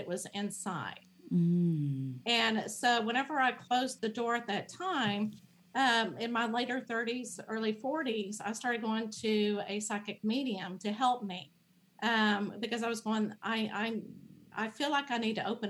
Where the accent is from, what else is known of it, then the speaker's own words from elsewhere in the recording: Dallas, Texas, United States; I grew up in the Dallas area